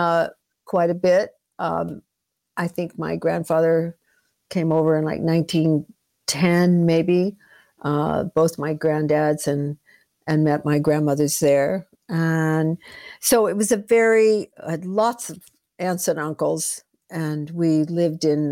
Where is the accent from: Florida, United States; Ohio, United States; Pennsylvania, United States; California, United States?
California, United States; Los Angeles; I was born in Los Angeles, born and oh, raised